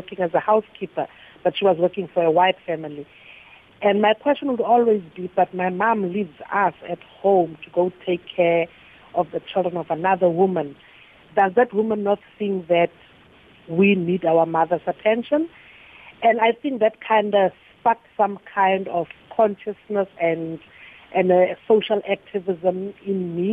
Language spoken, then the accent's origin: English; Kimberley, Northern Cape, South Africa; moved away as an adult; also born or lived in Johannesburg; now in Hanoi, Vietnam; I am a girl from Halishiwe, Kimberley. Those who know my roots, they know we say we are from the Y. I grew up in a middle-class family.